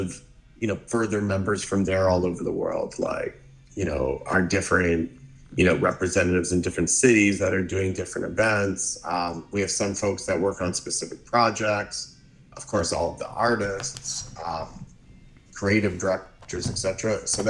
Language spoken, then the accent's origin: English; Hamilton, Ontario, Canada; moved away as an adult; also born or lived in Montreal / Vancouver / New York; I grew up actually in Hamilton, which is a very cool little city